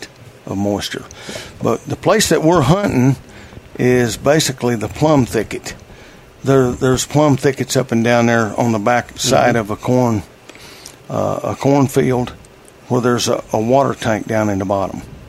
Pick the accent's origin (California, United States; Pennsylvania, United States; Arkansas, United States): Arkansas, United States; Jasper; my hometown down there, Jasper, Arkansas.